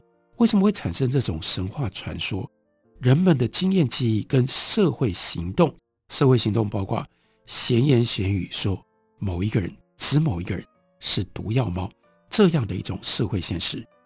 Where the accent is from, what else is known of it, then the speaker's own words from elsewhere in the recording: Taiwan; 作为一个台湾人